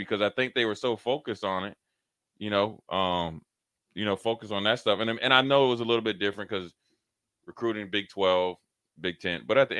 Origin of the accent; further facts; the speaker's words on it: Minnesota, United States; because I'm from Minnesota